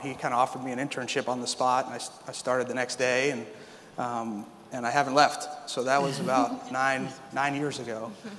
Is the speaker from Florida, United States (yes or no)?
yes; South Florida, United States; I grew up in South Florida